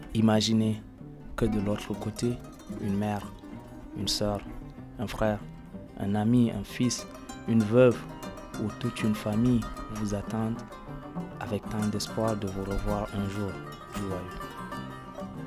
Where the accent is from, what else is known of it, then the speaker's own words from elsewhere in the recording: Chad; moved away; also born or lived in Libya; Je suis né dans un pays euh, arabophone